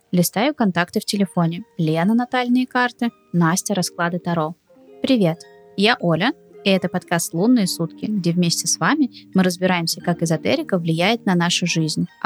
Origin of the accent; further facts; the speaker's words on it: Saint Petersburg, Russia; born there; допустим, я родилась в Петербурге, а кто-то родился во Владивостоке.